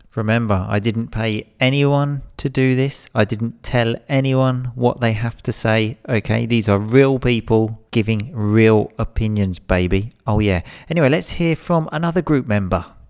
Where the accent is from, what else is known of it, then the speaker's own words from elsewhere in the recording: England, United Kingdom; I'm definitely English. I definitely come from England